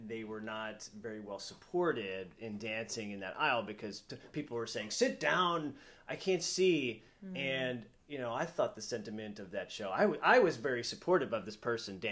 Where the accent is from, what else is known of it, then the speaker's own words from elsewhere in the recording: Philadelphia, Pennsylvania, United States; I grew up in Philadelphia